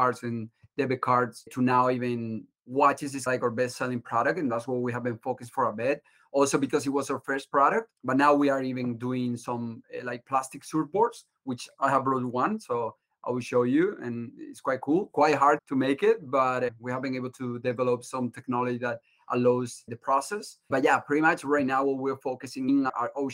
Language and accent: English; Andalusia, Spain; moved away as an adult; now in Boston, United States; I'm originally from Spain